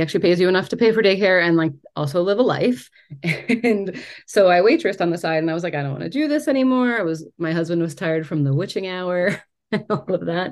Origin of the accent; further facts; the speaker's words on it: New York, United States; I am from New York